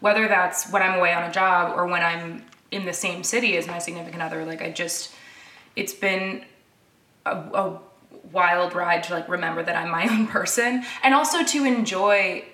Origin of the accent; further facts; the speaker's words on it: Canada; now in United States; I'm from Canada